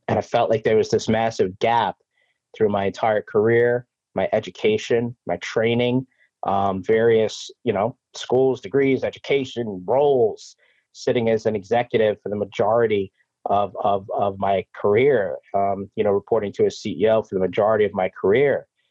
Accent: New York City, New York, United States; also born or lived in Brooklyn, New York / Long Island, New York; born in Brooklyn, raised in Queens, and you know, I live out in Long Island

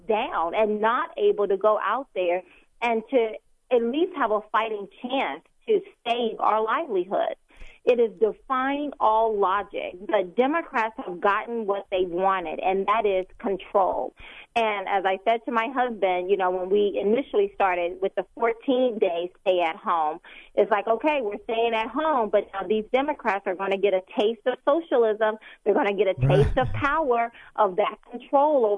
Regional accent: United States; I'm an American

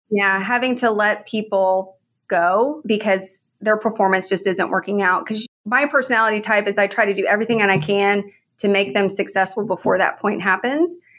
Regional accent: Oklahoma, United States; moved away as an adult; also born or lived in San Antonio / Houston; now in Oklahoma City, United States; I grew up in Oklahoma and from an oil and gas family.

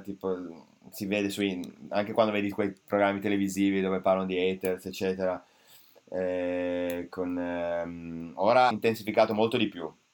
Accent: Italy; italiani, eh, italiano

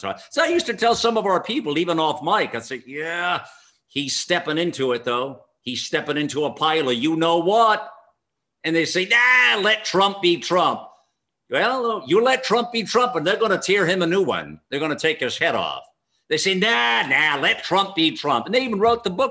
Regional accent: United States; an American patriot

